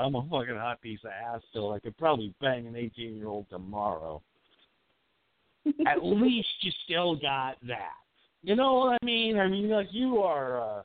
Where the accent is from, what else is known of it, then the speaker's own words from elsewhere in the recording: Appleton, Wisconsin, United States; accent: Wisconsin; I grew up in that fucking Wisconsin up there in Appleton, you know? I got that fucking accent